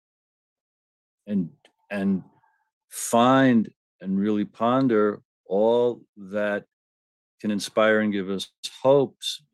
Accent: United States; I'm an American

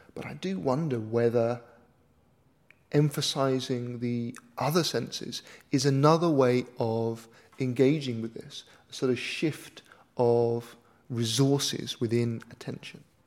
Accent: United Kingdom; I'm a British author, broadcaster, and tech philosopher

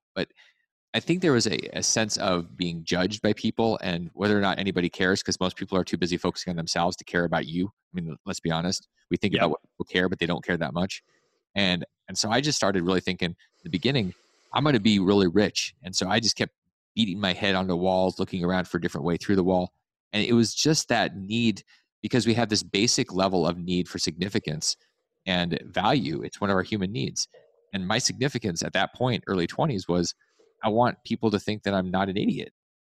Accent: Alaska, United States; I grew up in Alaska. Yeah. There's lots of snow to shovel.

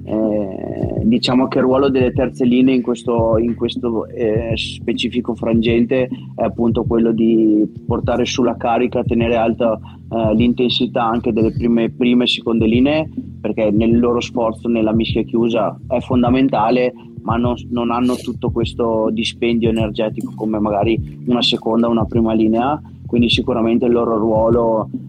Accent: Parma, Emilia-Romagna, Italy; moved away as an adult; also born or lived in Verona / Padova / Mogliano; now in Treviso, Italy; sono, di Parma, eh, ma sono ormai da quando ho 18 anni che sono via di casa e sono, okay. sono quindi quasi 16 anni che sono via di casa

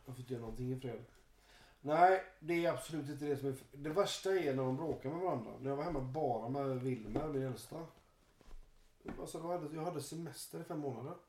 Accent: Halland County, Sweden; Jag är från Halland i och för sig.

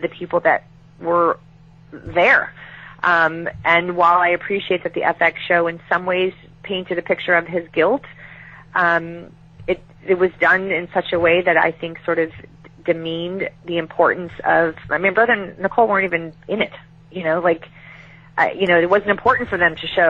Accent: Chicago, Illinois, United States; I was raised as in Chicago

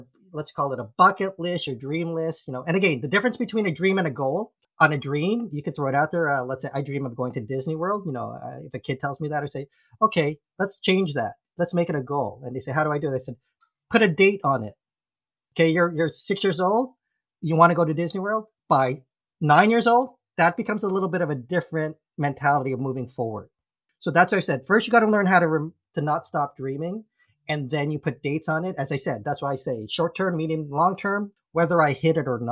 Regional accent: Philippines; I'm Filipino

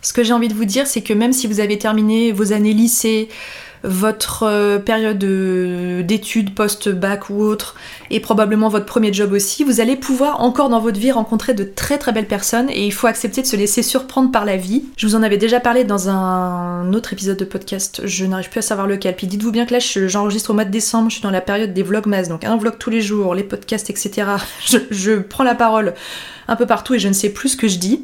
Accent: Annecy, Auvergne-Rhône-Alpes, France; moved away as an adult; also born or lived in Lyon; moi je venais d'Annecy et on s'est retrouvés à Lyon

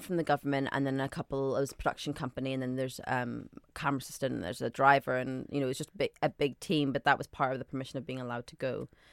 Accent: Northern Ireland, United Kingdom; also born or lived in Saudi Arabia / Scotland; now in London, United Kingdom; I grew up in Northern Ireland, but I was born in Saudi Arabia to Sudanese parents.

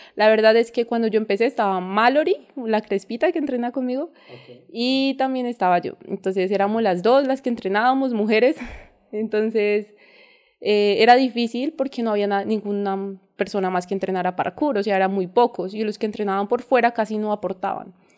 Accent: Ibagué, Tolima, Colombia; crecí en, una finca cerca de Boquerón. Ah, eh, crecí en el campo, o sea, mi vida fue en el campo siempre

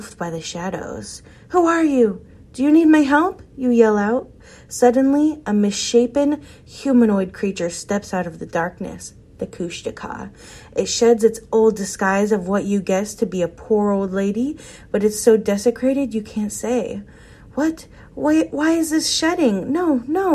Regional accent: Alaska, United States; my home state of Alaska

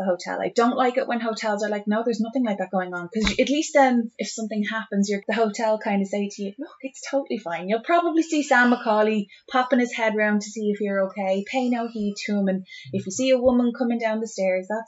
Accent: Ireland; I'm Irish

